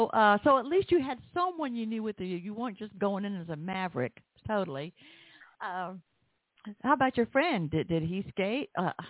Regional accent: the South, United States; accent: Southern; so that I won't get it tangled up with my southern accent.

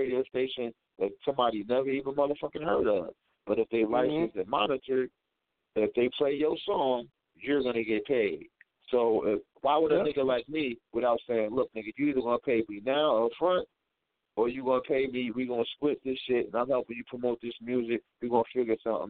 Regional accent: Irvington, New Jersey, United States; also born or lived in East Orange, New Jersey; I'm from Irvington, North, East Orange

